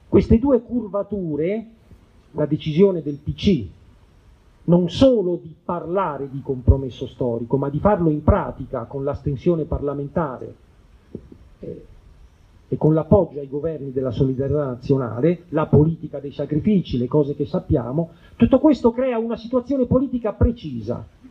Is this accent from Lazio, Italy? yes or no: yes; Rome, Lazio, Italy; io ricordo uno sciopero nella scuola media inferiore del mio quartiere, io vengo da Torre Spaccata